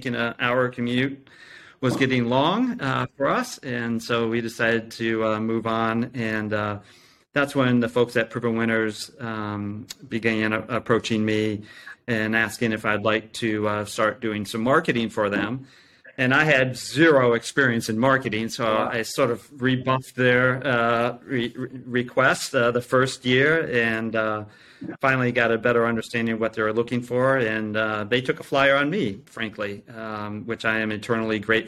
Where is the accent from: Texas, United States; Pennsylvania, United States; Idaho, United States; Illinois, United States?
Illinois, United States; Champaign; I grew up near Champaign, or in Champaign, Illinois, close to the University of Illinois